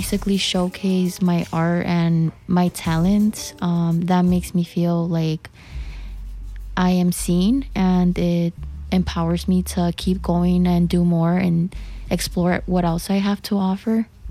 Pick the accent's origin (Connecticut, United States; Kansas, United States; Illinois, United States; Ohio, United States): Illinois, United States; Chicago; I am from the Little Village community